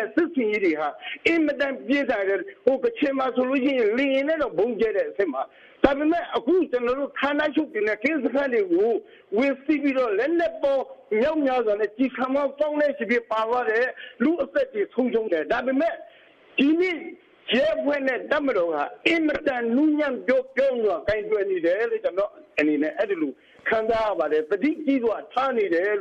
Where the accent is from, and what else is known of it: Rakhine State, Myanmar